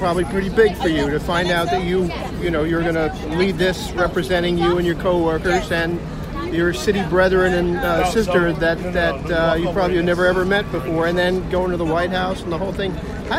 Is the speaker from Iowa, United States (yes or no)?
no; Bergen County, New Jersey, United States; I'm a Bergen County guy.